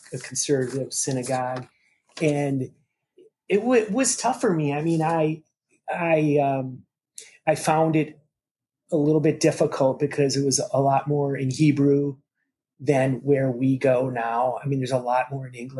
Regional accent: Minneapolis, Minnesota, United States; also born or lived in St. Cloud, Minnesota; we moved to the Twin Cities from St. Cloud in the third grade

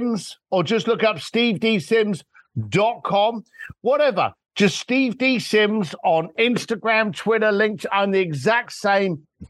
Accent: London, United Kingdom; I'm a bricklayer from London that ended up working with Elton John and Elon Musk

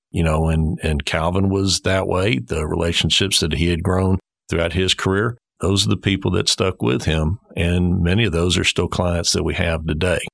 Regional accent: Houston, Texas, United States; growing up in Houston at that time

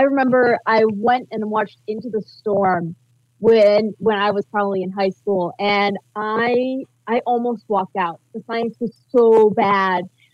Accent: Battle Creek, Michigan, United States; I'm from Battle Creek

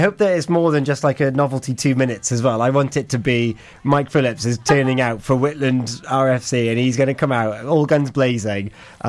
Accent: West Wales, United Kingdom; We're both from West Wales.

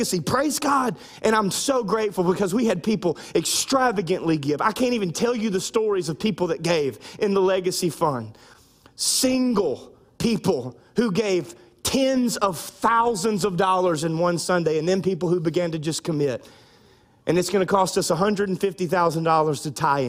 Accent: United States; now in South Louisiana, United States; I'm American

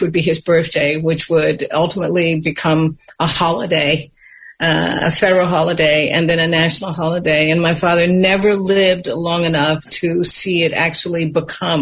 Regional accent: United States; our right as American citizens

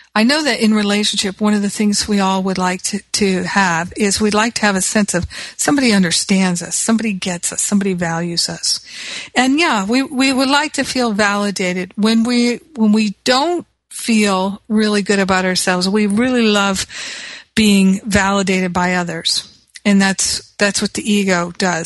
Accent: United States; moved away; I'm American

